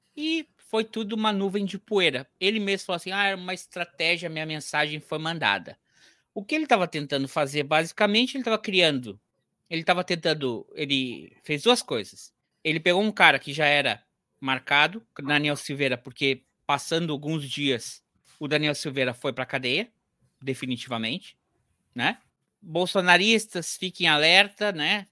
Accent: Santo Antônio da Patrulha, Rio Grande do Sul, Brazil; a cidade onde eu nasci

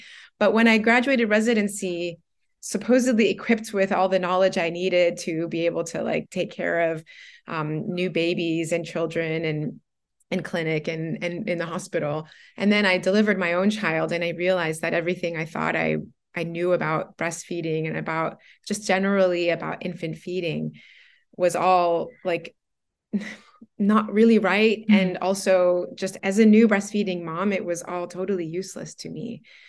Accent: Florida, United States; now in Guangzhou, China; I'm from Florida originally, so the climate really got to me a lot. So anyways, yeah, so we moved to Guangzhou.

